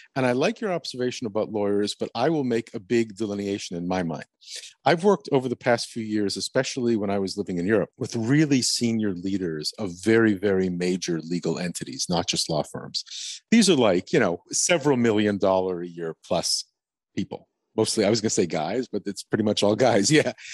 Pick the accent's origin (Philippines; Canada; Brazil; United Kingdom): Canada; Montreal, Quebec; moved away as an adult; also born or lived in Germany; we ended up in Montreal, my hometown